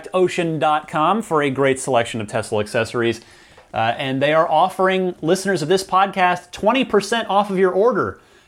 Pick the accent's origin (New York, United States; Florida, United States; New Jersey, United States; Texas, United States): New Jersey, United States; moved away; my home state, my birth state of New Jersey